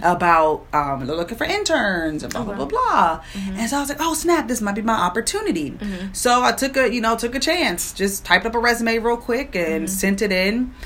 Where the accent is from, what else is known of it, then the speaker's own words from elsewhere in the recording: Prince George's County, Maryland, United States; also born or lived in Washington, D.C.; born and raised in Prince George's County.